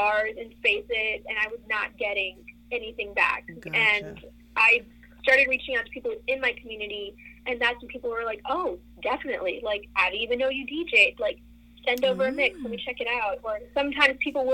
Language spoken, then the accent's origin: English; Rio Hondo, Texas, United States; now in Austin, United States; I grew up in the Rio Grande Valley in a town called Rio Hondo